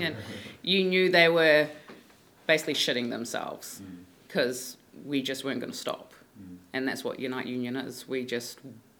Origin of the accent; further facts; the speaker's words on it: Auckland, New Zealand; I'm from West Auckland